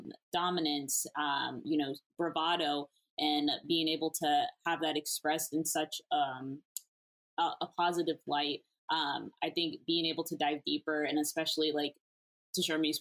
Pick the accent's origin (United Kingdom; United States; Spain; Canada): United States; Texas; moved away; I'm originally from Texas.